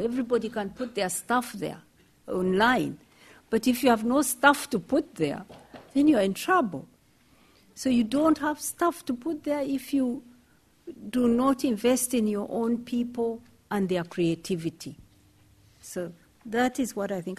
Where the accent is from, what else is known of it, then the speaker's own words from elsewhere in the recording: Kenya; I'm from Kenya.